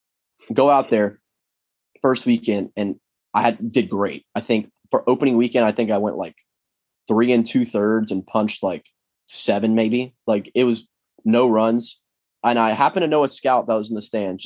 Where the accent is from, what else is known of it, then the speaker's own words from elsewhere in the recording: Florida, United States; I'm from Florida